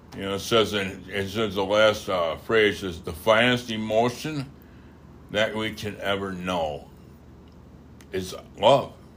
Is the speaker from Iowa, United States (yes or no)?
no; Wisconsin, United States; I'm from, uh, I'm from Wisconsin, but I'm also French